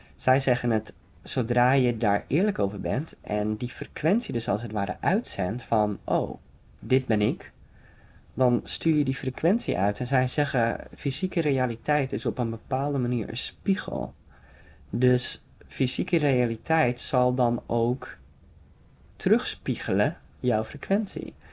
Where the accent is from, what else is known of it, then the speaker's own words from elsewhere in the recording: Frisian countryside, Friesland, Netherlands; ik kom zelf van het Friese platteland